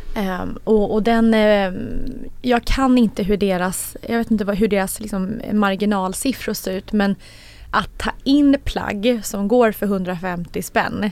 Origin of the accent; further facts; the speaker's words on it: Sweden; som svensk